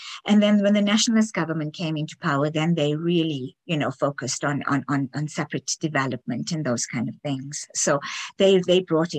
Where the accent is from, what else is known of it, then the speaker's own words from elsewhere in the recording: South Africa; first language English; moved away as an adult; now in Canada; we grew up in South Africa